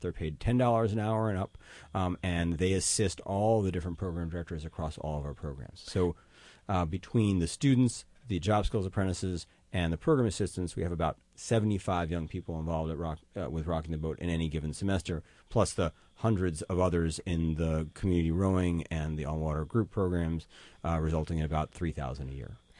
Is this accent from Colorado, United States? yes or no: no; New York City, New York, United States; I grew up in Manhattan.